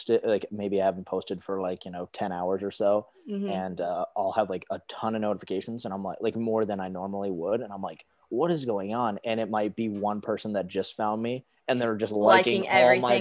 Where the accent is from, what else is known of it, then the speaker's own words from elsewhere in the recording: Huntley, Montana, United States; I'm originally from Montana, a little town right outside of Billings